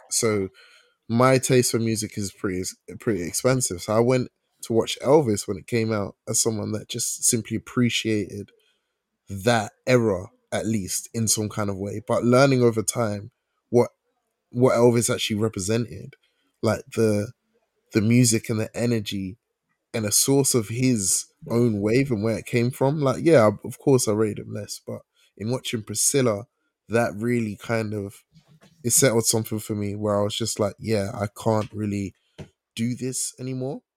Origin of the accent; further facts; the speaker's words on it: England, United Kingdom; I was born here as a Ghanaian